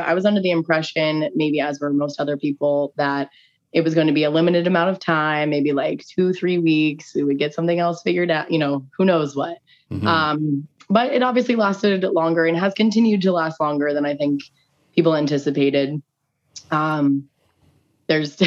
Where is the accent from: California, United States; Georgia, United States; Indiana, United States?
Indiana, United States; Indianapolis; also born or lived in Syracuse, New York; now in Tampa Bay, United States; I am originally from Indianapolis